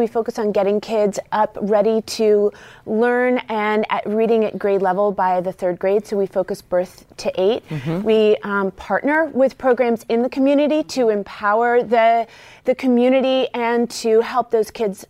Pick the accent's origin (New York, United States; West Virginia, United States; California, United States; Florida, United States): West Virginia, United States; I grew up in West Virginia, and And really growing up surrounded by generational rural poverty